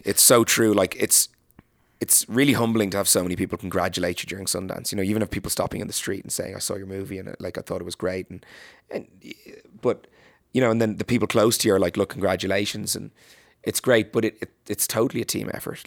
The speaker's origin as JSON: {"language": "English", "country": "Ireland", "said": "as an Irish person"}